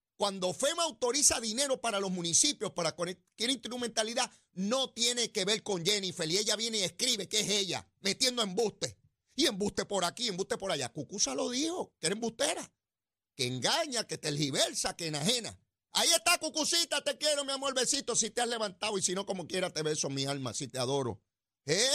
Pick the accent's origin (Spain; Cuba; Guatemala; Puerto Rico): Puerto Rico; San Juan; en Capetillo, en Río Piedra, donde yo me crié, allí en Sabanayana